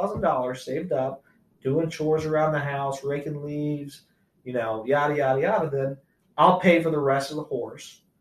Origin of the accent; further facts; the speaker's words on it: Cincinnati, Ohio, United States; I'm from Cincinnati.